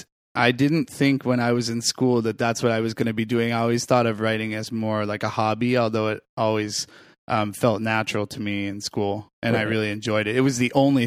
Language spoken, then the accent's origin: English; Falmouth, Maine, United States; moved away as an adult; also born or lived in Greenwich, Connecticut; now in New York, United States; I'm from Maine.